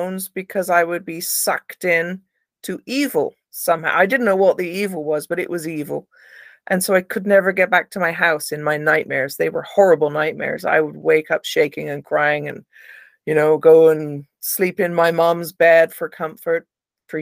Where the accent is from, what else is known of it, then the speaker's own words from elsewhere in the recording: Somerset, South West England, United Kingdom; my area where I grew up in Somerset in the UK